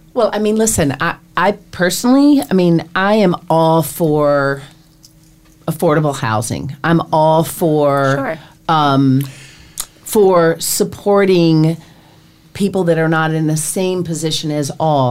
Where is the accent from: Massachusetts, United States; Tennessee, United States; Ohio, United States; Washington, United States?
Tennessee, United States; Nashville; now in New York, United States; I'm from Nashville